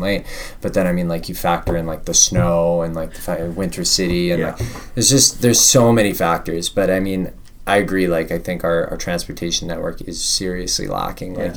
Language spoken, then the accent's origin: English; Vancouver, British Columbia, Canada; moved away as an adult; also born or lived in London, Ontario; I grew up in Vancouver and I left for university